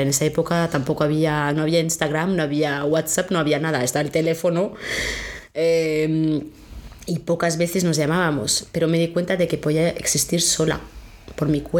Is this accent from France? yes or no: yes; France; Spanish is a second language; Soy francesa.